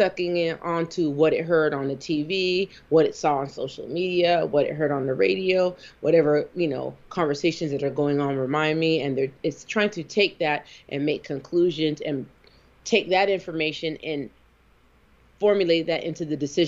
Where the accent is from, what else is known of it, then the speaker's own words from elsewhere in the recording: the West, United States; moved away; also born or lived in the South; I was raised on the West